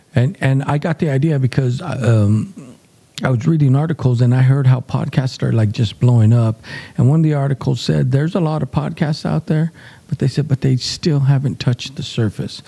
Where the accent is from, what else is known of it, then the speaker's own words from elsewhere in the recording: New Mexico, United States; we're from the New Mexico area